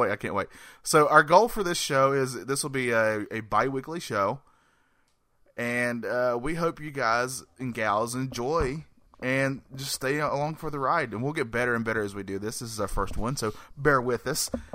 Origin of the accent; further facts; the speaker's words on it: North Carolina, United States; I'm a man from North Carolina